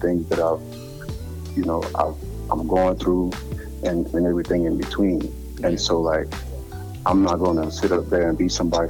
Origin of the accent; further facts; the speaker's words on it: Houma, Louisiana, United States; accent: country; I'm from Louisiana, but I'm from a place called Houma, and that's like 35 minutes south of New Orleans.